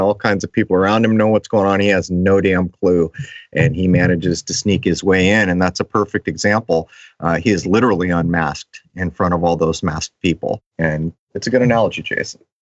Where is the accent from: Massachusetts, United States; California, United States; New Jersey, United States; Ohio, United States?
California, United States; La Mesa; La Mesa, which is my hometown of San Diego.